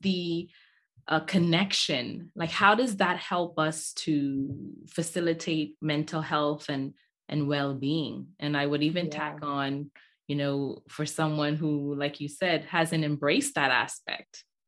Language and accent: English; Nigeria; also born or lived in Bahamas; I'm from Nigeria. My dad's from Nigeria. My mom's from the Bahamas